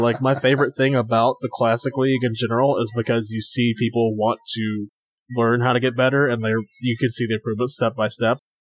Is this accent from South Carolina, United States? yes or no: yes; South Carolina, United States; moved away as an adult; also born or lived in Virginia; I lived in Virginia for um six years. I'm originally from South Carolina, and I'm back here now.